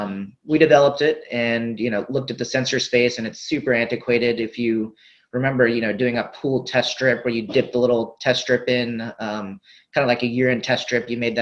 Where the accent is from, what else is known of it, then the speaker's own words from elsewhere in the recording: Riverside, California, United States; I grew up in Southern California in a small, well, kind of big city called Riverside, California. My dad and mom were basically immigrants from India that had come here. And I was born as soon as they basically landed in the United States.